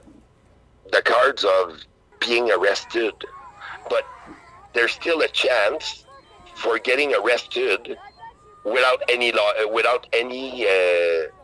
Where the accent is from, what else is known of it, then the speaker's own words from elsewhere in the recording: Canada; as a Canadian